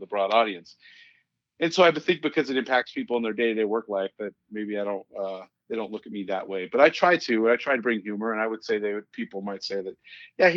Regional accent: Boulder, Colorado, United States; I'm from Boulder, Colorado, and I work for the Boulder County Sheriff's Office in Colorado.

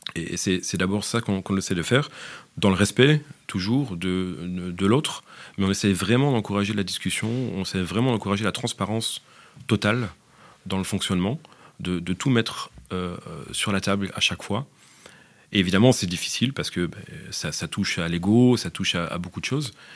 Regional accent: France; moved away as an adult; now in Belgium; Je suis français

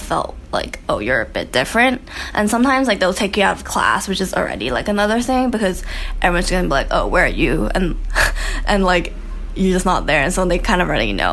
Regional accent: Hong Kong; I'm from Hong Kong, and I went to an international school

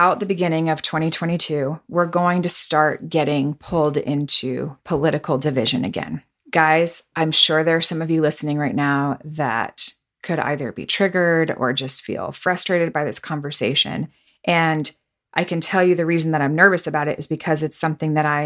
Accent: the South, United States; moved away as an adult; also born or lived in Los Angeles; I grew up in the South

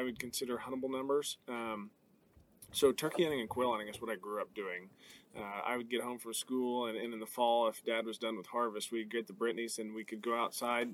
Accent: Neosho County, Kansas, United States; I was born and raised here in Neosho County. Love it. Haven't left yet

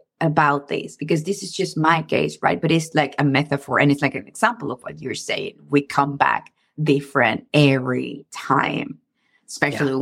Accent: Venezuela; now in United States; I come from Venezuela

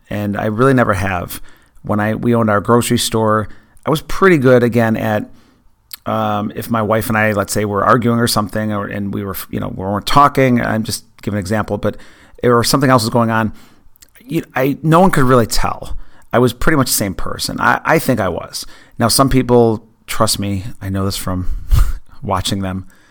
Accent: near Buffalo, New York, United States; I grew up near Buffalo

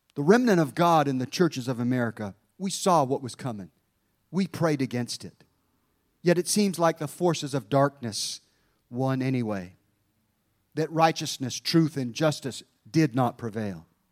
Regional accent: Hampton, Virginia, United States; I was born in Langley Field, Virginia.

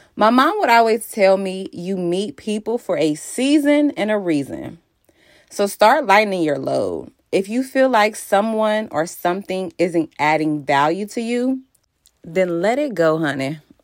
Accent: Cincinnati, Ohio, United States; moved away; also born or lived in Maryland / Virginia; I am from Cincinnati, Ohio

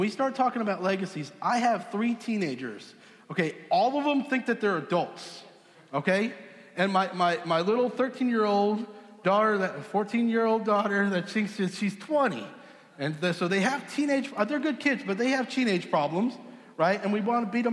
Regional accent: Southampton, New York, United States; now in Texas, United States; I grew up in Southampton, New York

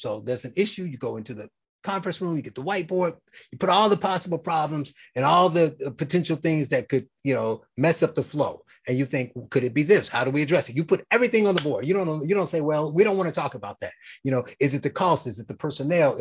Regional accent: Gary, Indiana, United States; I'm from Gary, Indiana

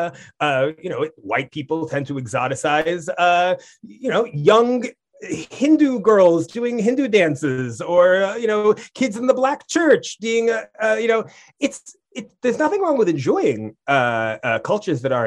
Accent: Brookline, Massachusetts, United States; I grew up in Brookline, Massachusetts

